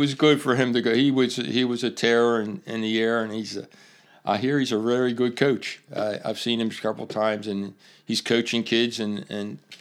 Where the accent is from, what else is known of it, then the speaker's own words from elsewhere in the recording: Baltimore, Maryland, United States; I am from Baltimore, and I'm refereeing Baltimore Blast